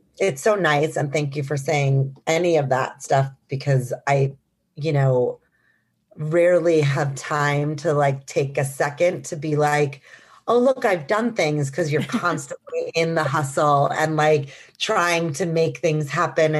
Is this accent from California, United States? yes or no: no; Milwaukee, Wisconsin, United States; moved away as an adult; also born or lived in New York; I'm from Milwaukee, Wisconsin